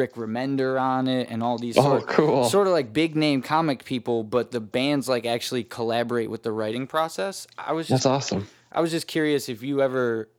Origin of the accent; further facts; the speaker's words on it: Cleveland, Ohio, United States; We're from Cleveland